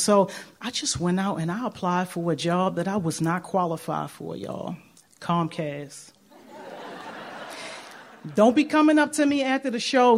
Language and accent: English; Baltimore, Maryland, United States; moved away as an adult; I grew up in the worst part, West Baltimore